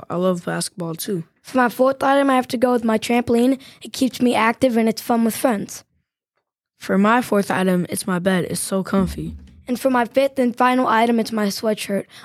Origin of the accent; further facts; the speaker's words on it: Atlanta, Georgia, United States; I was born in Atlanta